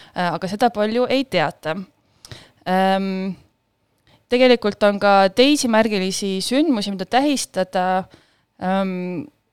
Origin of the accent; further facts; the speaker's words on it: Tallinn, Harju County, Estonia; mina, põline tallinlane